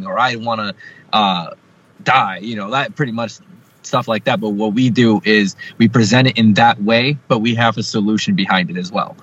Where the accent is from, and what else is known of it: New Jersey, United States